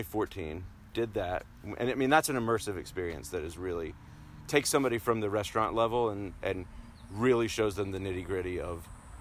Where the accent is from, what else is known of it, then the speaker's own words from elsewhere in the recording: New Bern, North Carolina, United States; moved away as an adult; now in Oregon, United States; I grew up in North Carolina, town called New Bern